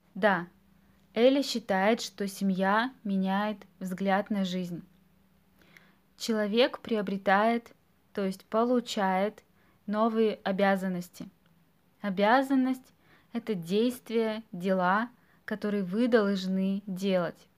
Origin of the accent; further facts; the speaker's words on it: Russia; мы граждане Российской Федерации